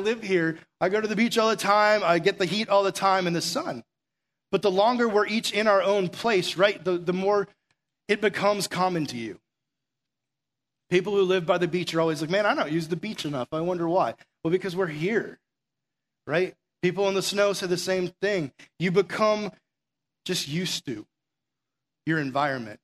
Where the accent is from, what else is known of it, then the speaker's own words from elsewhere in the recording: Massachusetts, United States; now in Florida, United States; I'm from Massachusetts originally